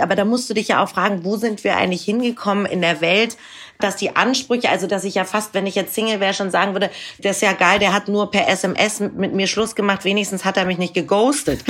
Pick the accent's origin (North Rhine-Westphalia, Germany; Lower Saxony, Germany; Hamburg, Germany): Hamburg, Germany; ich bin ja auch aus Hamburg